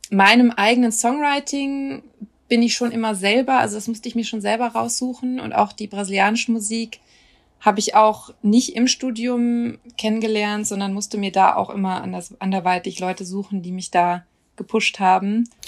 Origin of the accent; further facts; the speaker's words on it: Düsseldorf, North Rhine-Westphalia, Germany; moved away; also born or lived in Cologne / Osnabrück; mit Düsseldorf verbinde ich schon Heimat, also vor allem Urdenbach, wo ich herkomme